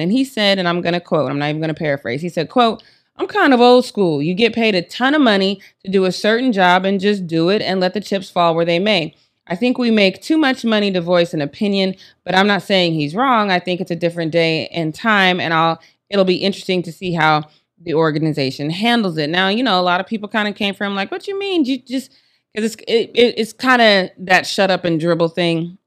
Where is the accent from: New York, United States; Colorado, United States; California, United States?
Colorado, United States; Denver; I'm from Denver